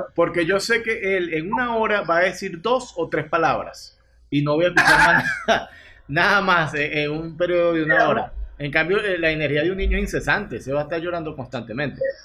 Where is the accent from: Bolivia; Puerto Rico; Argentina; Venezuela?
Venezuela; de parchita le llamamos nosotros